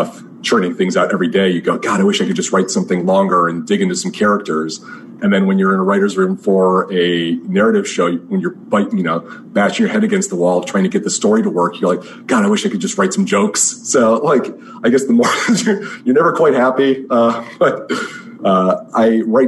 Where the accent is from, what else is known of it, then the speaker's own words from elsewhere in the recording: Michigan, United States; I grew up in Michigan